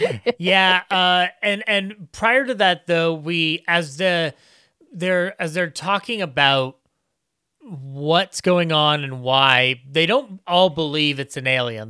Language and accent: English; United States; me as an American